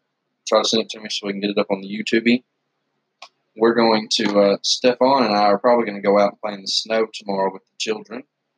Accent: Blackpool, North West England, United Kingdom; moved away; The UK was just, it was horrible where I was from Blackpool. It rained all the time.

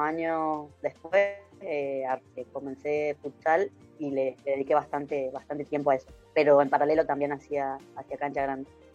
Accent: Tucumán, Argentina; moved away; fuera de, Tucumán

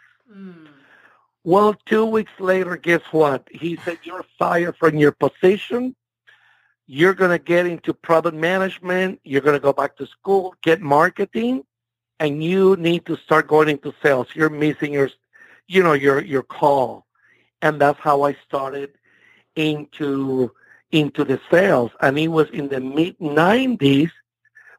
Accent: Puerto Rico; English is a second language; moved away as an adult; also born or lived in Miami / San Benito, Texas; now in United States; I grew up in Puerto Rico until I was 18 years old

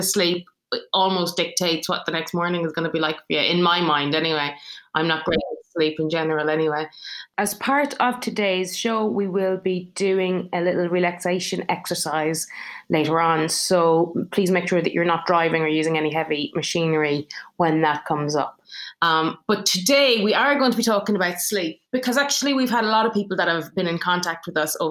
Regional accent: Ireland; now in England; I'm Irish, but I live in England

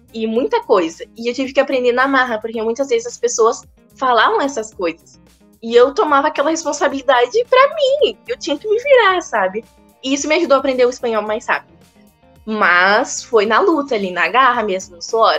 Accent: Brazil; eu era do Brasil

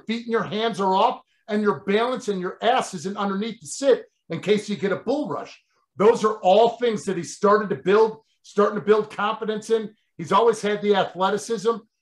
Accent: Chicago, Illinois, United States; moved away as an adult; also born or lived in New York / New Jersey; Growing up in Chicago

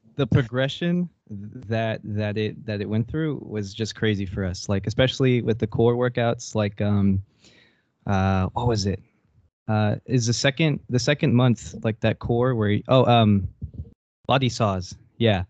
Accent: near Corpus Christi, South Texas, United States; moved away as an adult; now in Denton, United States; I grew up in South Texas

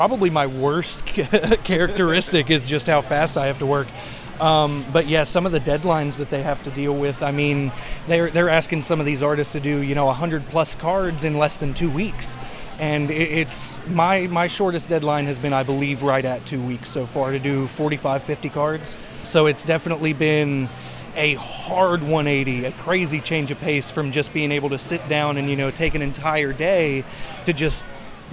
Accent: Central West Virginia, United States; moved away; I am originally from Central West Virginia

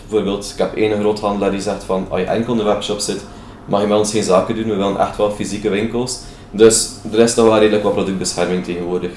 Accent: Belgium; als Belg

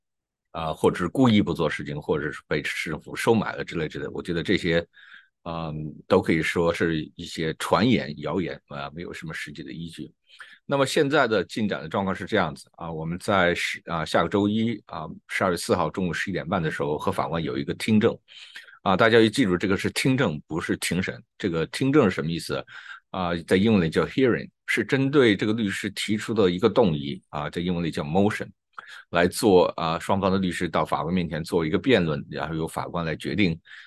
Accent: China; 用我们中国人说的话，需要有一个说法。

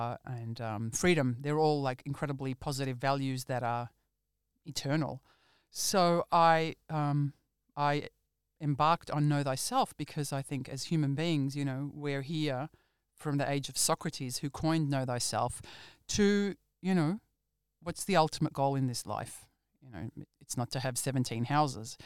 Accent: Australia; growing up in Australia

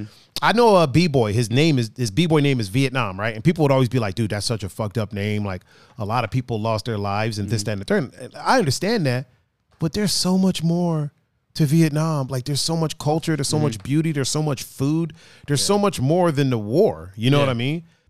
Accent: Bay Village, Ohio, United States; born there; Like, I was born in Bay Village.

